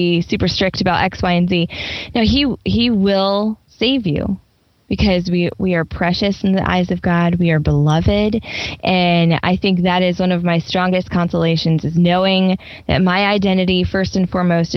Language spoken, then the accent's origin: English; Nebraska, United States; moved away; I grew up in Nebraska, so that's a landlocked state